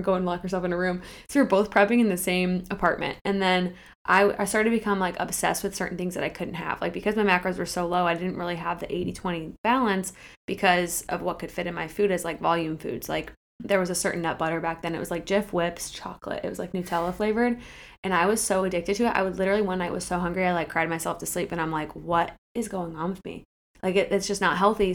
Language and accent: English; Akron, Ohio, United States; moved away as an adult; also born or lived in Kent, Ohio / Cleveland, Ohio / Columbus, Ohio; I am from Akron, Ohio, in the Portage Lakes areas